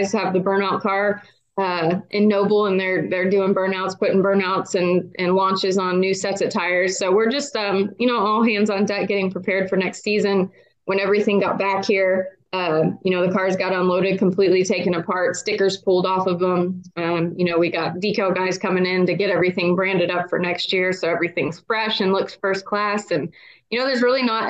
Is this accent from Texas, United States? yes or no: yes; Houston, Texas, United States; now in Oklahoma, United States; I'm from Houston, so I spend as much time as I can down there. That's kind of like home for me